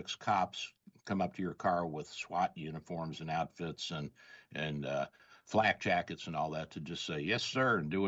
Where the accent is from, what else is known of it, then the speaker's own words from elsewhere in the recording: the South, United States; I grew up in the South